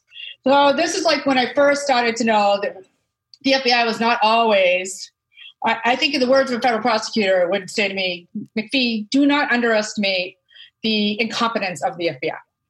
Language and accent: English; Boston, Massachusetts, United States; also born or lived in Alaska / Wakefield, Massachusetts / New York; We actually ended up moving to Wakefield, but I'm originally from East Boston and I would move back there. So my East Boston roots are strong and I moved there when I was a teenager. And I've pretty much been there since. I own a place.